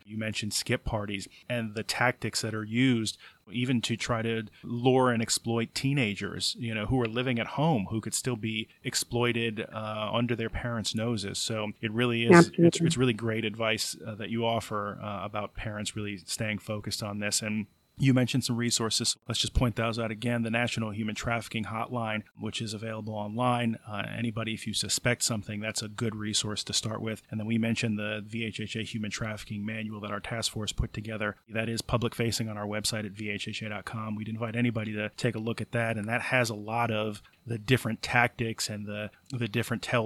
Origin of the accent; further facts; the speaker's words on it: Passaic, New Jersey, United States; also born or lived in Philadelphia; I actually was born in New Jersey, in Passaic, in North